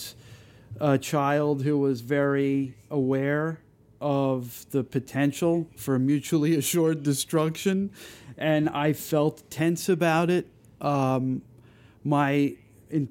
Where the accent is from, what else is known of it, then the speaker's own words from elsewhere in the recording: New York City, New York, United States; living in the village, there was one sushi place in the entire village